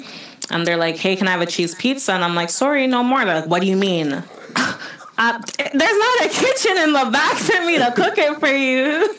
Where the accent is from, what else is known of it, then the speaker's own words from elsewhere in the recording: Jamaica; first language English; now in Canada; I'm Jamaican. I love going to Jamaica. Like, right. I just love... You just have that feeling that you're home.